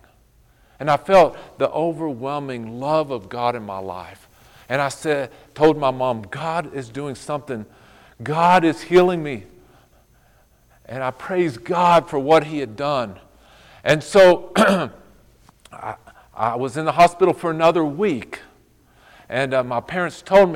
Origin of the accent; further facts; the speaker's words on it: Fort Stockton, Texas, United States; I grew up in Fort Stockton, Texas, out in the middle of nowhere